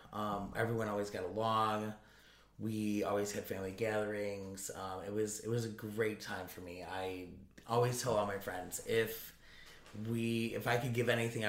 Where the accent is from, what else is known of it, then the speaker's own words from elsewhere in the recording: Naperville, Illinois, United States; I grew up in Naperville.